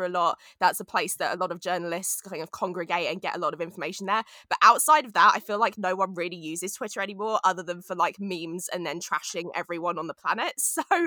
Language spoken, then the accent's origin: English; London, United Kingdom; moved away as an adult; now in United States; I'm from London